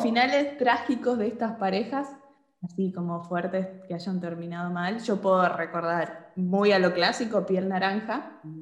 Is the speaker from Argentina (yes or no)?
yes; Argentina; si yo me planto desde Argentina